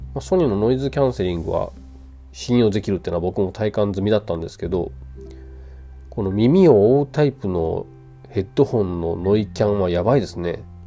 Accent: Kansai, Japan; accent: Kansai dialect; moved away; also born or lived in Tokyo; 僕関西弁なんですよデフォルトがそれがさこうやって一人で喋る時は関西弁ではあんまりないと思うんですね

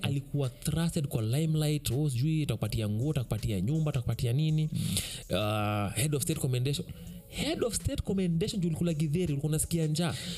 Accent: Kenya; kama mkenya wa kawaida

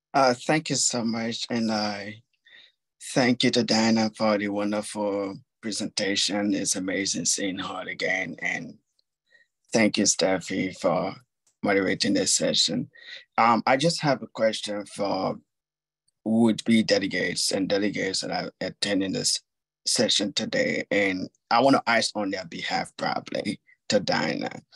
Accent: Liberia; I'm from Liberia

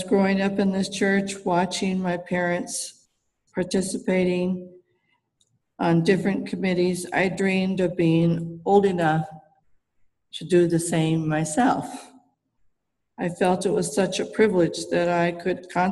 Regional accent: Oceanside, California, United States; also born or lived in San Diego; I was born in San Diego at the original San Diego Children's Hospital. It was called Quintar Hospital at that time. I've lived in Oceanside basically my whole life

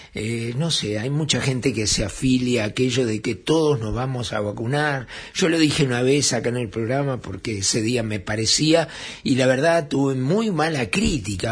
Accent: Uruguay

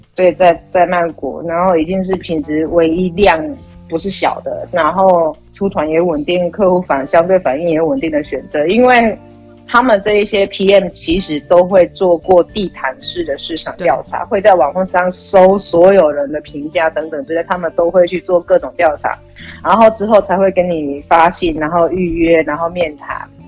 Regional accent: Taiwan; now in Thailand; 因为我是台湾人

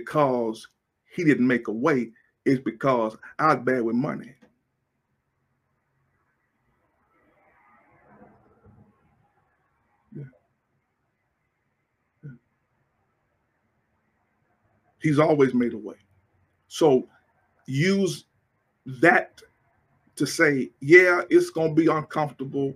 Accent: Alexandria, United States; moved away as an adult; also born or lived in Port Arthur, Texas; now in Houston, United States; I'm from Alexandria, small country, small little town

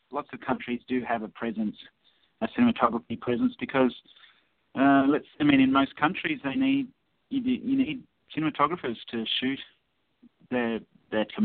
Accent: Australia; we do our best to sort of make people aware um, that we're from Australia

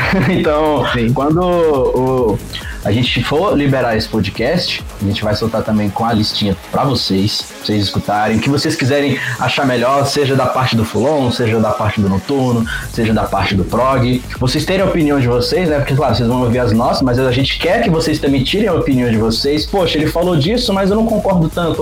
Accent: Brasília, Federal District, Brazil; eu sou aqui de Brasília, tenho 24 anos

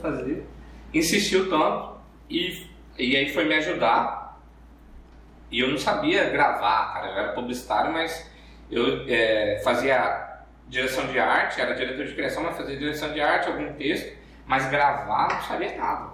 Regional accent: Cuiabá, Mato Grosso, Brazil; accent: cuiabano; tenho sotaque cuiabano, mas não é tão apertado quanto nos vídeos

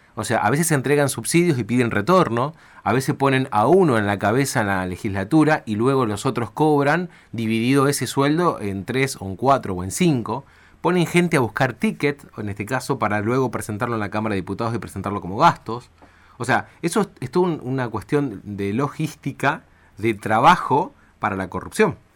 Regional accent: Argentina; me enorgullece como argentino

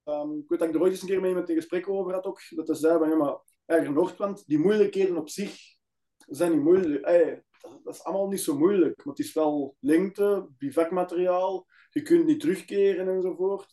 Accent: Antwerp area, Flanders, Belgium; Wij zijn allebei van Antwerpen omstreken

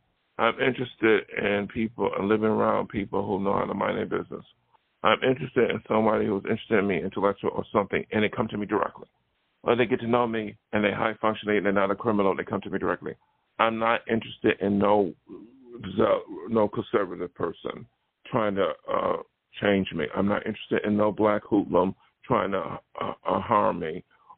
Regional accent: Buffalo, New York, United States; now in California, United States; So when I came to California from New York, which is very open-minded, New York State, not New York City, but Buffalo, and then come out here

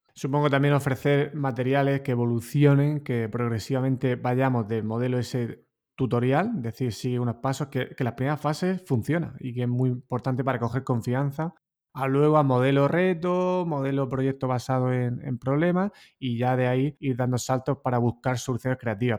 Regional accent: Totana, Region of Murcia, Spain; no hubiera salido de Totana, ¿no? de mi pueblo

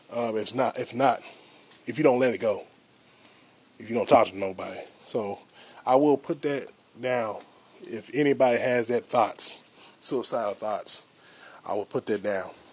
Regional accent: United States; I'm African American

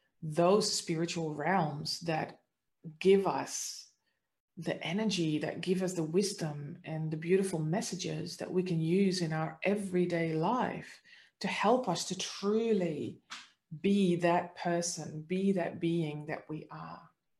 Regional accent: Netherlands; now in Australia; But the interesting part is that this didn't start until I actually had moved to Australia, because I'm originally from the Netherlands.

